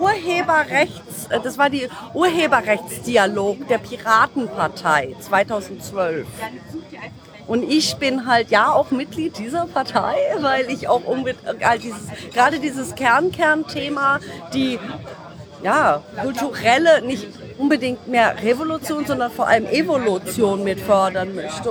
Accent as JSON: {"language": "German", "town": "Düsseldorf", "region": "North Rhine-Westphalia", "country": "Germany", "said": "ich komme aus Düsseldorf"}